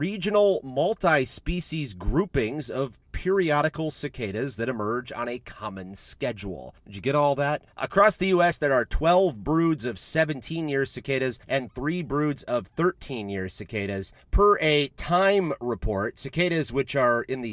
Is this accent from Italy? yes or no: no; western Wisconsin, United States; growing up in Wisconsin